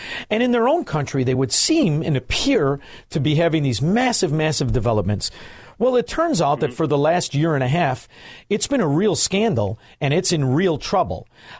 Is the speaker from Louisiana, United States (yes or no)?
no; Chicago, Illinois, United States; I'm from Chicago. I'm from Chicago.